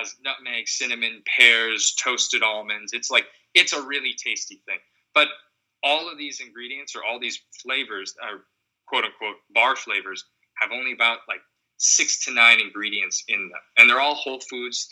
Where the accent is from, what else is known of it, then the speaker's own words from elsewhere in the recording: Seattle, Washington, United States; Growing up in Seattle